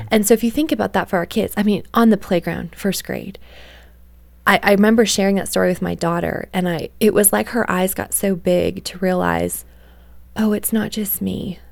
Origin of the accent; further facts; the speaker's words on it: Canada; I grew up in Canada